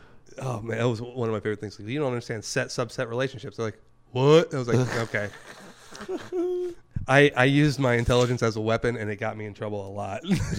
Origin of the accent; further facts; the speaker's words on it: the South, United States; especially about, like, growing up in the South, I was Catholic, right? And so I'd grow up Catholic.